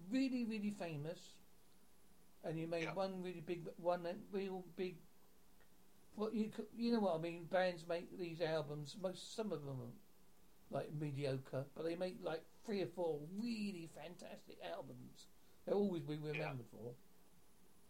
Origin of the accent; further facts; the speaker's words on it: Southend-on-Sea, East of England, United Kingdom; I grew up in Southend-on-Sea